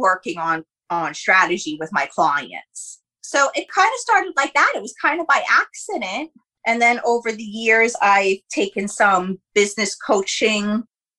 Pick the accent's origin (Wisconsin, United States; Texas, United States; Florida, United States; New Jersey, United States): New Jersey, United States; Jersey Shore; I'm actually a Jersey Shore girl